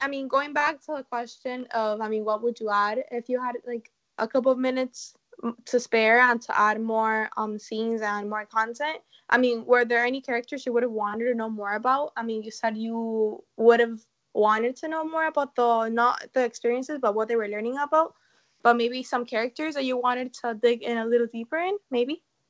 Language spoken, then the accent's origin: English; Miami, Florida, United States; from Miami, and you're listening to Kids First Coming Attractions.